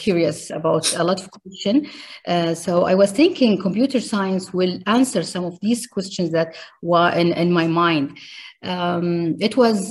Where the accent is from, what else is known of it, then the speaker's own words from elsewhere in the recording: Riyadh, Riyadh Province, Saudi Arabia; I grew up in Riyadh, Saudi Arabia.